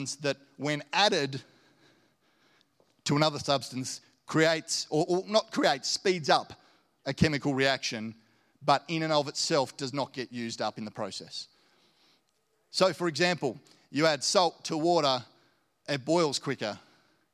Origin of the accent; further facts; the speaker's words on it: Launceston, Tasmania, Australia; also born or lived in Hobart; I grew up in Launceston and had a great upbringing, went to a great school.